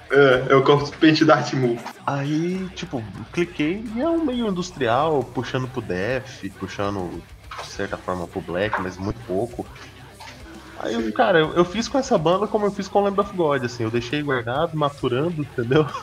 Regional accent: Minas Gerais, Brazil; Não, não, sou de Minas.

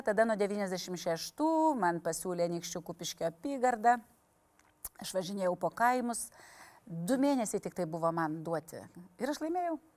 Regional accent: Panevėžys, Panevėžys County, Lithuania; also born or lived in Tytuvėnai / Pasvalys; Šiaip aš esu panevežėti, tilta galiuose mano babytė gyveno ir ten mano tėviškė

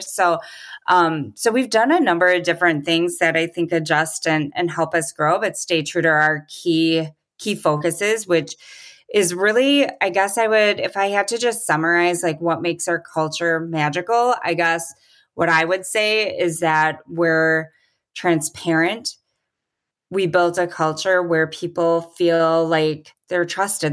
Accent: Milwaukee, Wisconsin, United States; it's headquartered in Milwaukee, which is my hometown

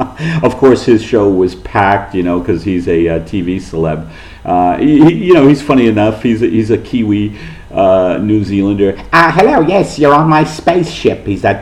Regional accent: United States; being the American who doesn't know how to pronounce Edinburgh

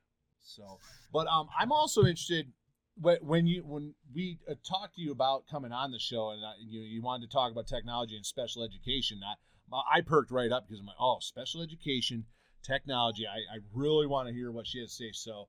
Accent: Michigan, United States; moved away; also born or lived in Nevada; Growing up in Michigan

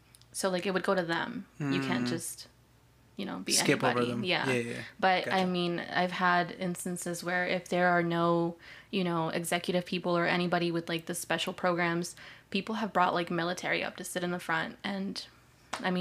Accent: Mocksville, North Carolina, United States; moved away; also born or lived in California; So I was born in California. I grew up in Mocksville, North Carolina, which is an hour south.

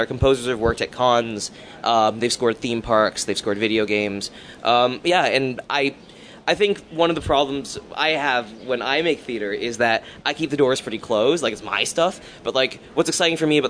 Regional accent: Hamilton, Ontario, Canada; I'm from Hamilton, where the disciplines don't really talk to each other

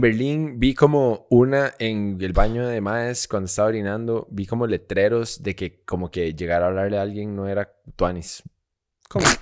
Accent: Costa Rica

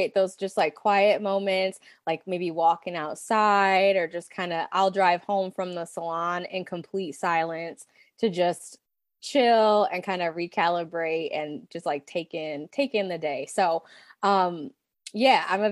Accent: Pontiac, Michigan, United States; Ours was called OTC, shout out OSTC, Northeast Pontiac, Michigan

